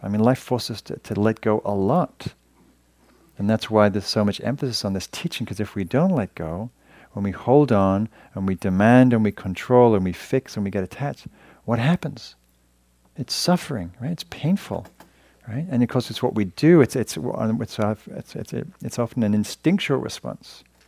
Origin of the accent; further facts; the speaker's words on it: England, United Kingdom; moved away as an adult; now in United States; when I came to America, 'cause I'm from Europe, 'cause I'm from England